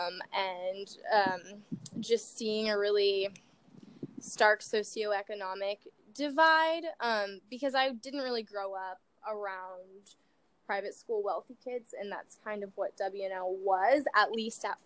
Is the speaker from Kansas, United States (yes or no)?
no; Seattle, Washington, United States; I grew up in Seattle, Washington